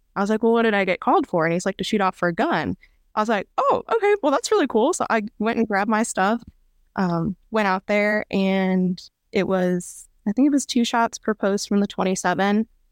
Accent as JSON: {"language": "English", "town": "Pekin", "region": "Illinois", "country": "United States", "moved": "as an adult", "lives_now": "O'Fallon, Missouri, United States", "said": "I'm originally from Pekin, Illinois, so, like, the central Illinois Peoria area."}